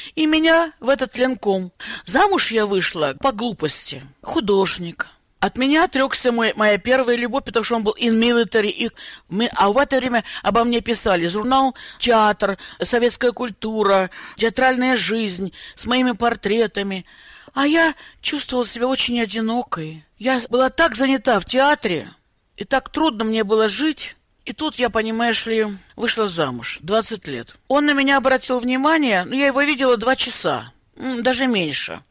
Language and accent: Russian; North Caucasus, Russia; moved away as an adult; also born or lived in Nalchik; now in United States; я родилась на Кавказе